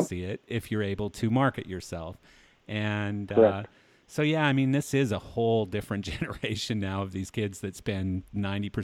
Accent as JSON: {"language": "English", "town": "Delia", "region": "Alberta", "country": "Canada", "tie": "born or raised there", "also_born_or_lived": "Hanna, Alberta / Calgary, Alberta", "said": "I grew up in a little town nobody's ever heard of called Delia, Alberta. And the only reason I was born in Hanna, Alberta"}